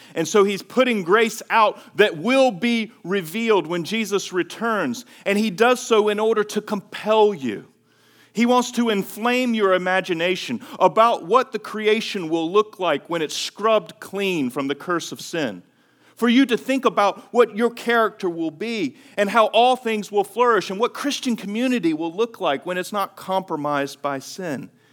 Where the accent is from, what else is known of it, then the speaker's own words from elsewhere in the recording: Greenville, North Carolina, United States; moved away as an adult; my hometown. Greenville, North Carolina